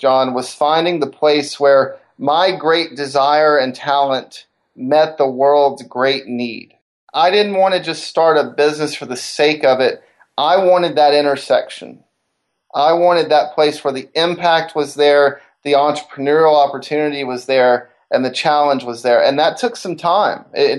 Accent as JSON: {"language": "English", "town": "Decatur", "region": "Alabama", "country": "United States", "tie": "born or raised there", "said": "growing up in Decatur, Alabama, the northern Alabama area, SpaceX has come there."}